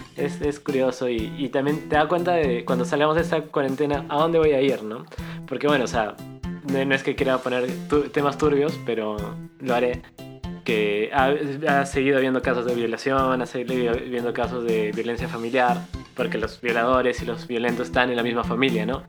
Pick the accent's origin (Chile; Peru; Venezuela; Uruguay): Peru